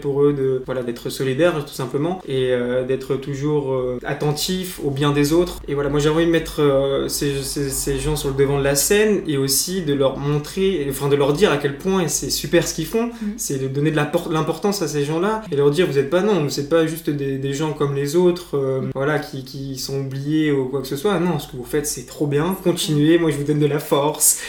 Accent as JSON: {"language": "French", "town": "Blois", "region": "Centre-Val de Loire", "country": "France", "said": "c'est de là dont je suis originaire"}